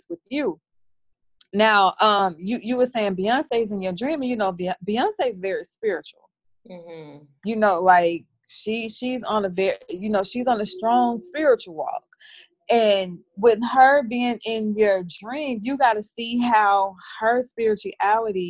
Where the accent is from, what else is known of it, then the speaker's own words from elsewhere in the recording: the South, United States; I'm from the South